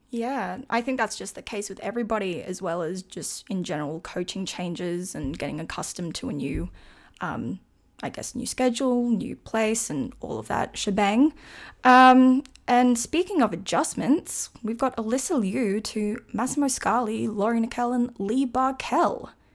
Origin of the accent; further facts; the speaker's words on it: Australia; I am from Australia